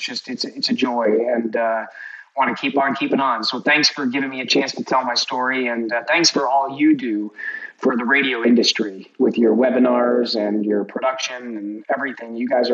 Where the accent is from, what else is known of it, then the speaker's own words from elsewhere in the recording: Wisconsin, United States; because I grew up in Wisconsin. When I was in high school, I was in Wisconsin.